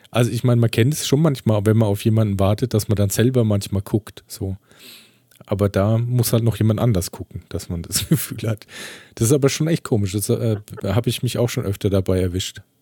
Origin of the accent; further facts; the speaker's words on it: Iceland; accent: Icelandic; German is a second language; Das hat jemand meinen Dialekt erkannt.